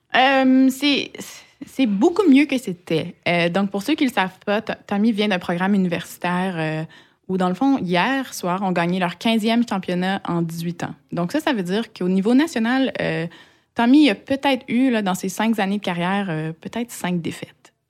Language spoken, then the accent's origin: French; Quebec, Canada; moved away as an adult; now in Strasbourg, France; bien que j'ai été élevée au Québec, euh, j'ai pas des, des, parents québécois